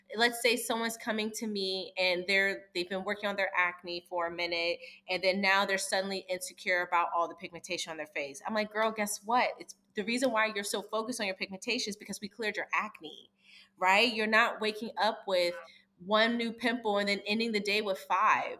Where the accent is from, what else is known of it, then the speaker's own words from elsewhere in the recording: East Coast, United States; I'm from the East Coast